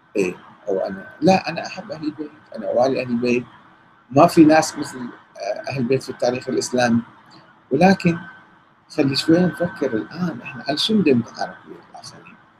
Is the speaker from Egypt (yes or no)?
no; Karbala, Karbala Governorate, Iraq; انا ابن كربلاء وشارب من الفراغ ومتربي في كربلاء